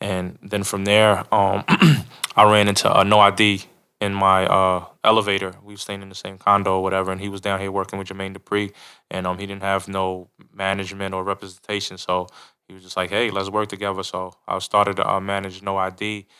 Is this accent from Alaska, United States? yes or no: no; New York, United States; moved away as an adult; now in Atlanta, United States; I'm originally from New York. And so I moved to Atlanta in 1999 to attend Clark Atlanta University.